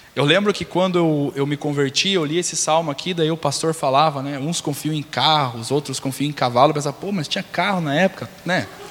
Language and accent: Portuguese; Brazil; moved away; Eu falo ver na mão porque é meu linguajar, vim do Beraba, então vocês entenderam. Né, nasci no Beraba